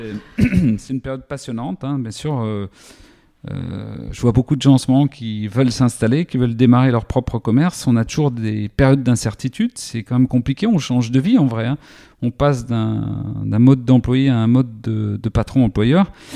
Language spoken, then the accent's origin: French; Lure, Bourgogne-Franche-Comté, France; J'ai grandi à Lure, donc entre Vesoul et Belfort dans la Haute-Saône